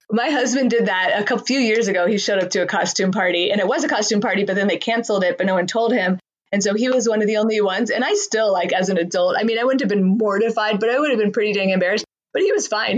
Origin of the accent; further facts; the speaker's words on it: Southern California, United States; moved away as an adult; also born or lived in San Diego; now in Colorado, United States; I'm from Southern California where I feel like money kind of predominates